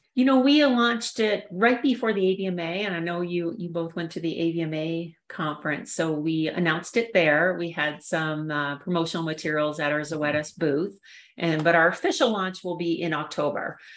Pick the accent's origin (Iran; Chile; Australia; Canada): Canada; moved away as an adult; also born or lived in Saskatchewan / Raleigh, North Carolina; now in Colorado, United States; I grew up in Canada